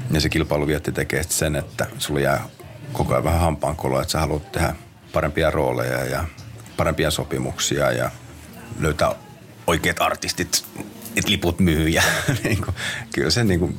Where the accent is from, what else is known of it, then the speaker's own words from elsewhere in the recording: Hyvinkää, Uusimaa, Finland; also born or lived in Tammisaari / Lappeenranta / Sodankylä; mä oon syntynyt Tammisaaressa. me muutettiin Lappeenrantaan, jossa mä taisin aloitella vähän jalkapalloa. Me muutettiin Sodankylään, jossa mä sitten vähän laskettelin ja Sodankylästä me muutettiin sitten Hyvinkäälle.